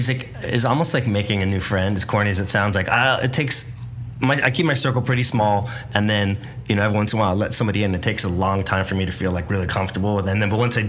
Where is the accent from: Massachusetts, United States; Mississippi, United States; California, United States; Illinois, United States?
California, United States; Santa Barbara; there was so much of that, like growing up in Santa Barbara.